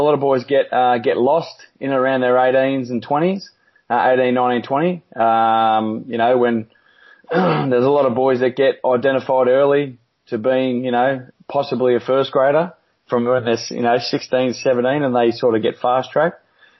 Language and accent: English; New South Wales, Australia; Yeah, mate, it was. I grew up in the Hills District.